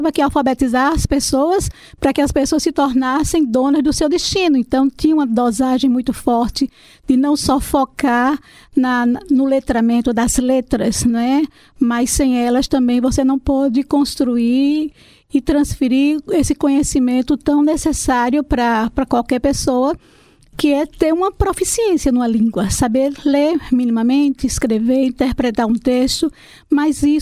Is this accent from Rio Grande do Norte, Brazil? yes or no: yes; Santa Cruz, Rio Grande do Norte, Brazil; now in Natal, Brazil; Quando a gente veio do interior, lá de Santa Cruz para aqui para Natal, manhã foi ser cozinheira, eu fui ser babá.